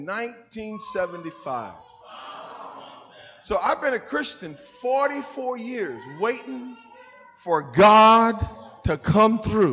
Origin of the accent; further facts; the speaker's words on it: Wilmington, North Carolina, United States; moved away; my hometown, a little place called Wilmington, North Carolina.